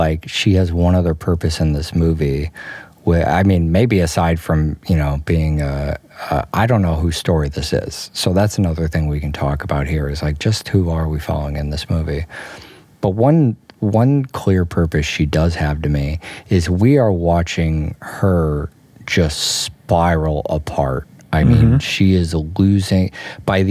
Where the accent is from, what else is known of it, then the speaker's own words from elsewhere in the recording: United States; I'm from America